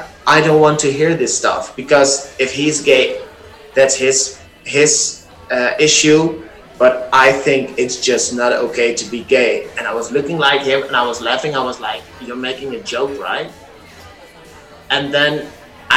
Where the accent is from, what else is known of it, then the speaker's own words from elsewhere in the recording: Netherlands; English is a second language; also born or lived in Amsterdam; I've been born and raised in the Netherlands